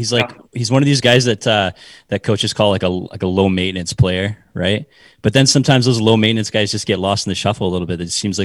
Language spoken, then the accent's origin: English; Campbell River, British Columbia, Canada; I grew up in Campbell River, so just down the road from Nanaimo. So I'm an island boy.